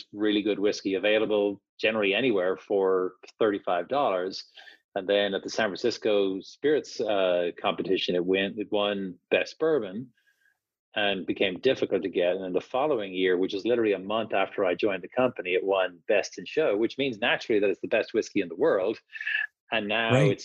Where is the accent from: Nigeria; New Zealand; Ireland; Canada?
Ireland; Dublin, Leinster; moved away as an adult; now in United States; I grew up in Dublin